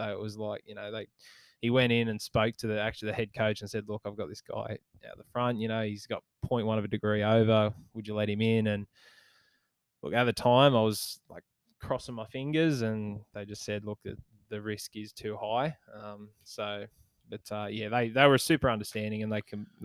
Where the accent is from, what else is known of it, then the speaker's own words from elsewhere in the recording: Maitland, New South Wales, Australia; my hometown club, the Maitland Mustangs